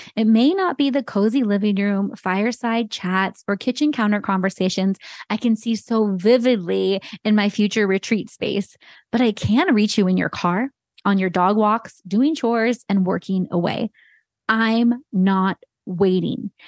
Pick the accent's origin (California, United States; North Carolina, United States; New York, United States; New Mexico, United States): California, United States; Santa Cruz; also born or lived in San Jose, California; growing up in the Bay Area and having Santa Cruz be my hometown